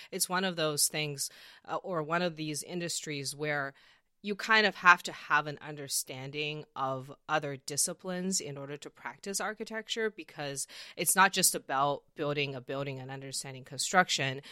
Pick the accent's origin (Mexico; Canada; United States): Canada; I'm from Canada